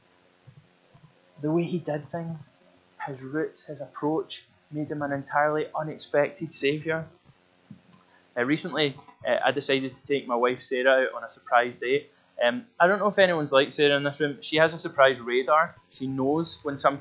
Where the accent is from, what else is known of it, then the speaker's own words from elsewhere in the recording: Glasgow, Scotland, United Kingdom; I come from a part of Glasgow that's outside the West End of Glasgow, not the posh part of West End, but like the wild West End of Glasgow when you go beyond it